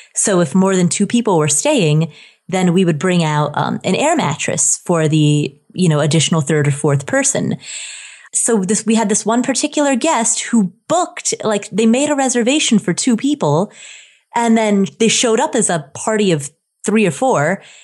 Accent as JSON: {"language": "English", "region": "Ohio", "country": "United States", "tie": "born or raised there", "also_born_or_lived": "Nepal", "said": "when I was a child, I grew up in Ohio"}